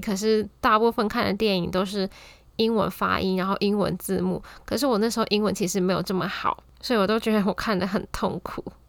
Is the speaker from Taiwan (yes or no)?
yes; Taiwan; 再加上我一个台湾人